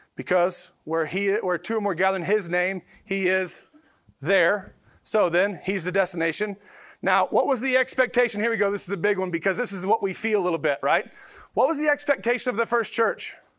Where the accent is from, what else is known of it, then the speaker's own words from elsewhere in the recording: Detroit, Michigan, United States; moved away; also born or lived in Tulsa; we're from Detroit, and so we came from Detroit